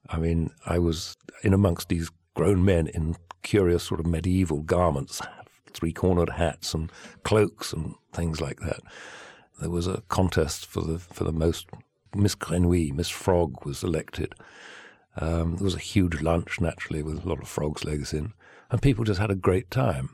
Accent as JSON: {"language": "English", "region": "England", "country": "United Kingdom", "moved": "yes", "lives_now": "Provence, France", "said": "I'm English."}